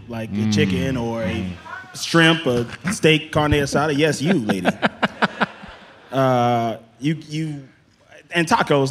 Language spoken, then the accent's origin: English; Mississippi, United States; now in Los Angeles, United States; I'm from Mississippi